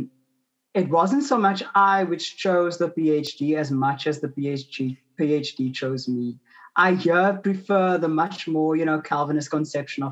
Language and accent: English; Cape Town, Western Cape, South Africa; also born or lived in Stellenbosch; I'm originally from Cape Town, which is, I mean, Cape Town is Cape Town in South Africa